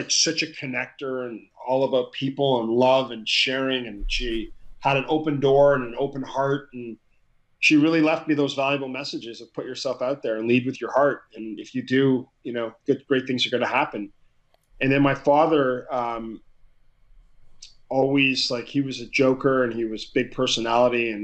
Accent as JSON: {"language": "English", "town": "Ottawa", "region": "Ontario", "country": "Canada", "tie": "born or raised there", "said": "I grew up in Ottawa, Canada"}